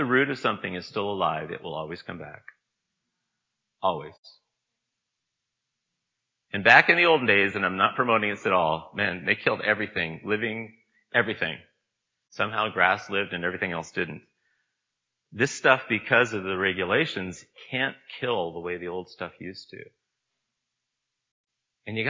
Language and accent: English; Niagara, Ontario, Canada; I grew up in Niagara